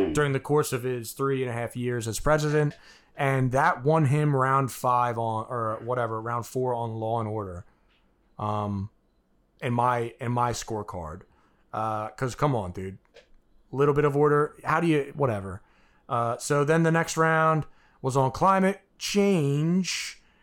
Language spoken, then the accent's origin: English; United States; I'm an American